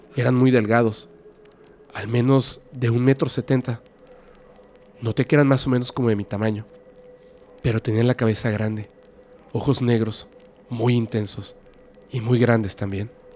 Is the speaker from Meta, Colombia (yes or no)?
no; a small town in Antioquia, Colombia; Soy de Colombia de un pueblito en Antioquía